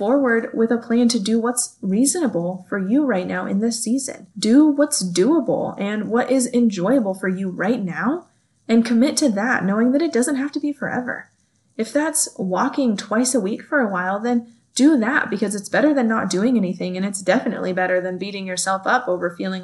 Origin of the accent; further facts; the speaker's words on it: California, United States; moved away as an adult; now in Kansas, United States; I grew up in California